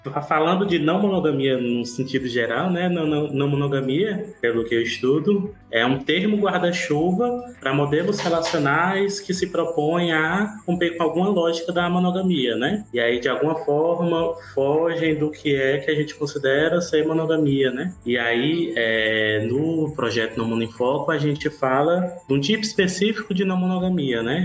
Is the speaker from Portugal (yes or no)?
no; Ceará, Brazil; sou cearense